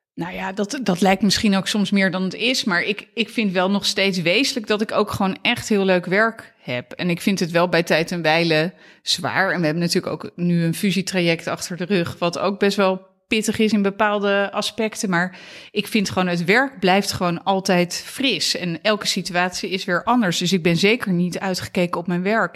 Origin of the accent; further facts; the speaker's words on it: Katwijk, South Holland, Netherlands; moved away as an adult; also born or lived in Leiderdorp / Amsterdam; ik ben eh, geboren in Leiderdorp, maar ik ben opgegroeid in Katwijk aan Zee. Eh, in Zuid-Holland.